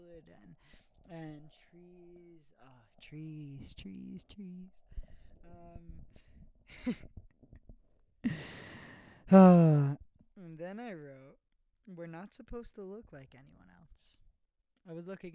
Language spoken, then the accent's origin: English; New York City, New York, United States; I am in Staten Island, New York, my hometown, living in my childhood home